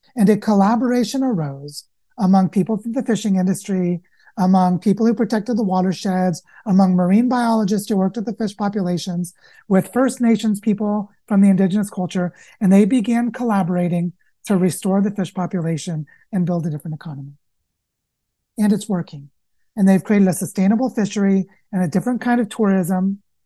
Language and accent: English; the Ozarks, Southwest Missouri, United States; I grew up in Southwest Missouri in the Ozarks.